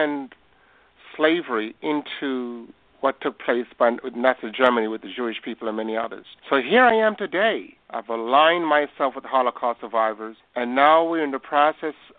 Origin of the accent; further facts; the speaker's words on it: Bethel Town, Westmoreland, Jamaica; moved away; I was born in Bethel Town, Westmoreland, in the hills